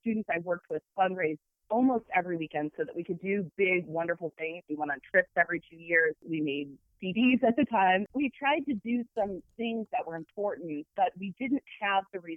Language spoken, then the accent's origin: English; Toledo, Ohio, United States; also born or lived in Michigan; now in Ann Arbor, United States; I grew up in Toledo, Ohio, which is not that far from U of M and from Ann Arbor